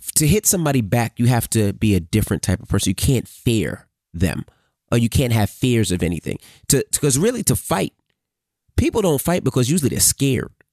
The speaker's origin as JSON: {"language": "English", "town": "New York City", "region": "New York", "country": "United States", "tie": "born or raised there", "said": "I grew up in Queens Village"}